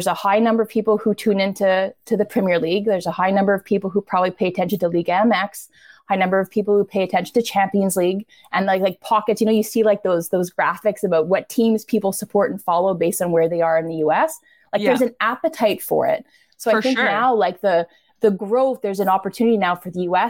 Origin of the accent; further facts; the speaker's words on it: Canada; we're Canadian